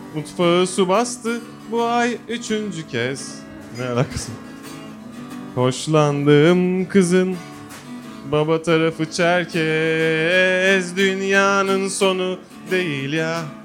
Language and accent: Turkish; Bolu, Bolu Province, Turkey; moved away; ben de Bolulu olarak